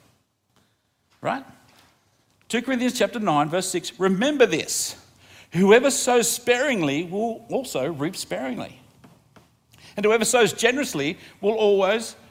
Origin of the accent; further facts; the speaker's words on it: Australia; I love being Australian. I think we live in the luckiest country in the world